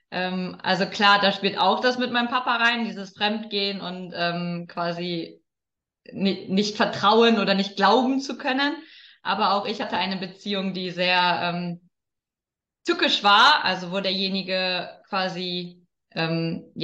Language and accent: German; Lower Saxony, Germany; Also ich habe eine Zeit lang äh, in Köln gewohnt und meine Heimat ist das Emsland, also das ist ja jetzt nicht nebenan.